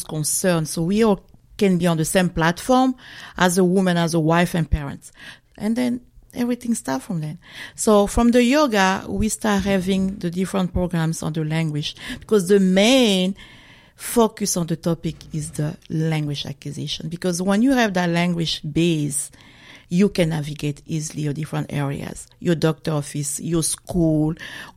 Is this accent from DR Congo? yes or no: yes; DR Congo; moved away as an adult; now in Maine, United States; originally from the Congo, DRC Congo. So I have lived in the USA for 23 years and 9 years in Maine.